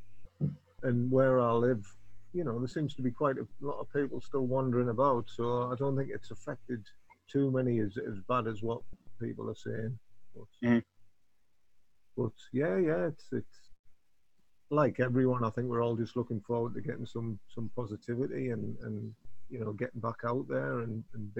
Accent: Middlesbrough, North East England, United Kingdom; now in Newcastle, United Kingdom; I'm from a place called Middlesbrough

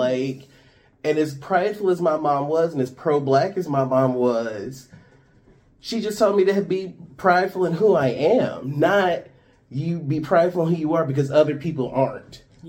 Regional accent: Chicago, Illinois, United States; I grew up in Chicago. We were right across from Museum of Science and Industry up at the lakefront.

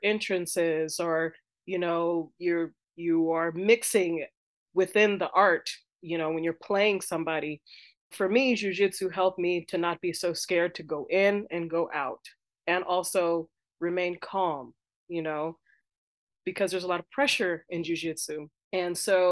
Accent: United States; I am American. I am an American born and bred capoeirista.

